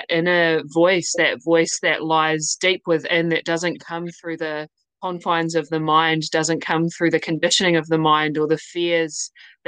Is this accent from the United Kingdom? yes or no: no; New Zealand; accent: New Zealand; I'm in New Zealand. That's my accent.